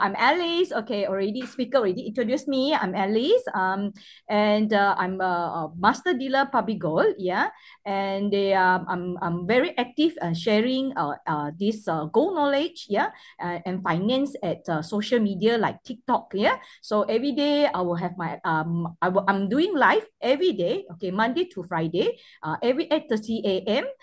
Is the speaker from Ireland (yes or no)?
no; Labuan, Malaysia; now in Selangor, Malaysia; I'm actually from Labuan, which is uh, East Malaysia. Yeah, it's still under federal. Yeah, uh, I was born in Labuan